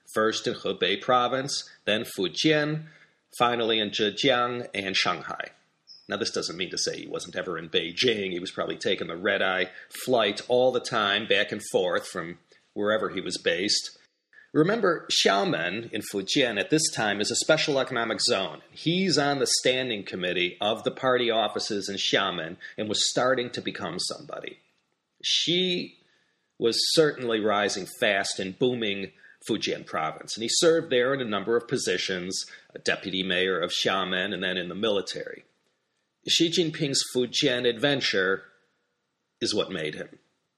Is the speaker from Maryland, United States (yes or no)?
no; Illinois, United States; my home state of Illinois